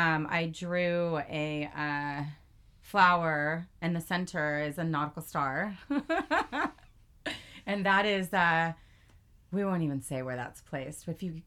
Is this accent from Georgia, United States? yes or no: no; Glendora, California, United States; moved away as an adult; now in San Diego, United States; Covina, California is just south of where I grew up in Glendora. Mm-hmm. I haven't thrown out a G-Town yet. So, Glendora is at the base of the foothills, about 35 minutes northeast of downtown LA.